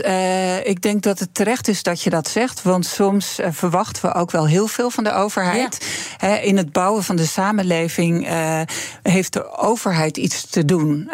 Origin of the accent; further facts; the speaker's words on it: Friesland, Netherlands; moved away as an adult; also born or lived in Groningen; ik ben in Friesland opgegroeid